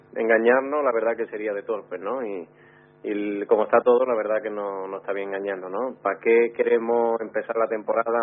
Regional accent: Córdoba, Andalusia, Spain; en Córdoba, ¿no? En la feria de mi tierra

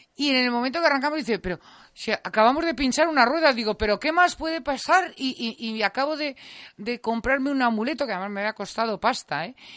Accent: Teruel, Aragon, Spain; moved away; also born or lived in Madrid; soy de Teruel

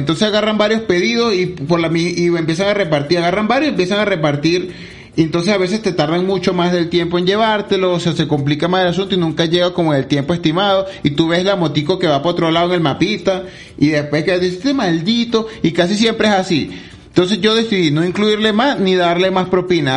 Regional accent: Venezuela; now in Medellín, Colombia

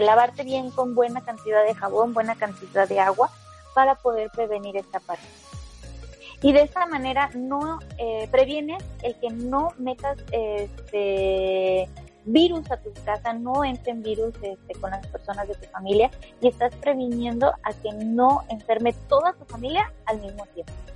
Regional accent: Mexico; lo digo eh, como mexicana

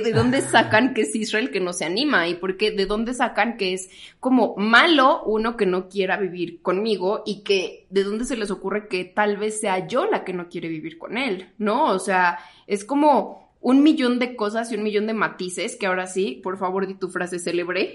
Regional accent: Toluca, State of Mexico, Mexico; moved away as an adult; now in Mexico City, Mexico; yo soy de Toluca, entonces para mí no era opción quedarme en Toluca

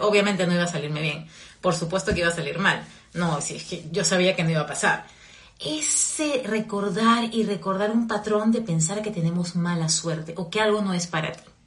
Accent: Peru; also born or lived in Virginia, United States; now in Florida, United States; en mi país, en Perú

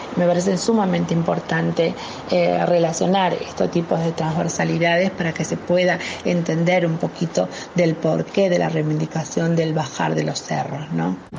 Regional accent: Salta, Argentina; now in Buenos Aires, Argentina; yo soy una provinciana, salteña, travesti, este, que ha sido expulsada de su provincia

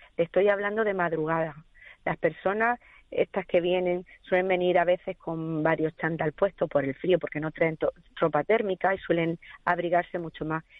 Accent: Andalusia, Spain; now in Gran Canaria, Spain; yo soy andaluza

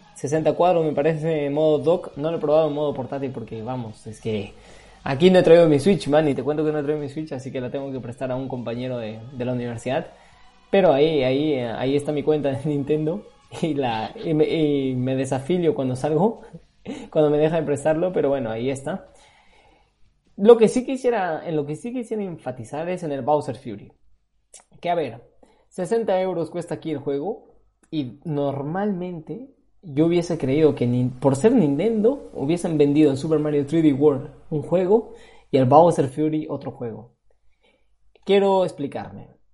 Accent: Peru; now in Spain; Yo sigo siendo peruano de, de pura sangre

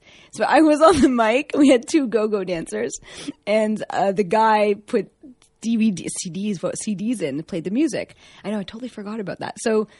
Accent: Toronto, Ontario, Canada; moved away; Right. So I grew up in Toronto.

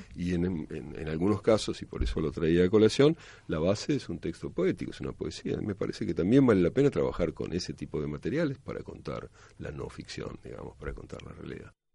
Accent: Buenos Aires, Argentina; yo soy de Buenos Aires, de la capital

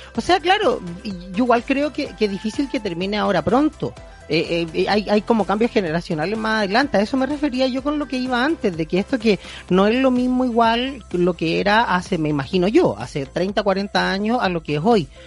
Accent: Chile

